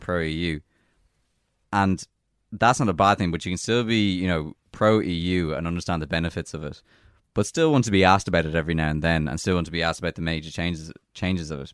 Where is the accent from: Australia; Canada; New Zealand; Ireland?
Ireland; we are a European citizen as well as an Irish citizen